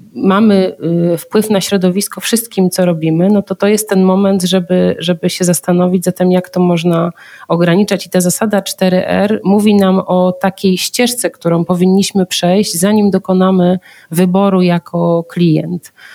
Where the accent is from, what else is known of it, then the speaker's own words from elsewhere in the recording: Zielona Góra, Lubusz Voivodeship, Poland; ja pochodzę z Zielonej Góry